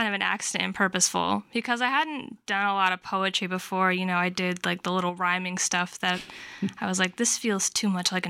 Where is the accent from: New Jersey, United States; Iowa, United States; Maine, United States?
Iowa, United States; Davenport; Yeah, I was born and raised there, but I do the Midwest Writing Center's youth summer internship.